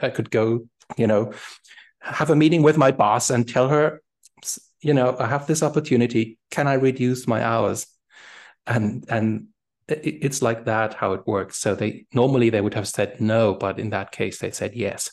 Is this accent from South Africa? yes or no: no; Germany; English is a second language; moved away as an adult; now in Berlin, Germany; in my my hometown, uh, used to be a French garrison till 1990